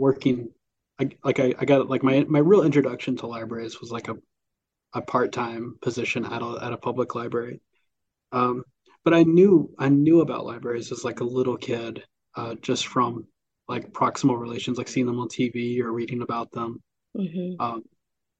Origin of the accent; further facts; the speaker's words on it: Columbus, Mississippi, United States; also born or lived in Cleveland, Mississippi; born and raised on the eastern side of the state. So Lowndes County, I grew up just outside of Columbus, Mississippi.